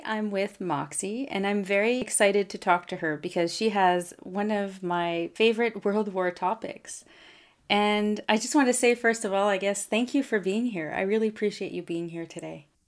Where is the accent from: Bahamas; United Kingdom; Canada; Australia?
Canada; I'm a Francophone from Canada